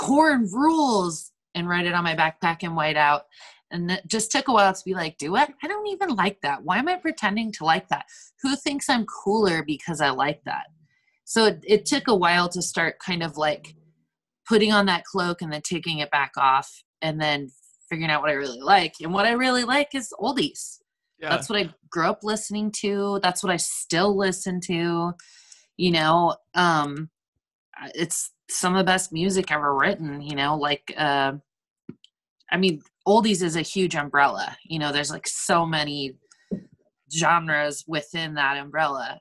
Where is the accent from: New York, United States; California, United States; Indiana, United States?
California, United States; Napa; moved away as an adult; now in Portland, United States; my hometown in Napa, it was just like boring, nothing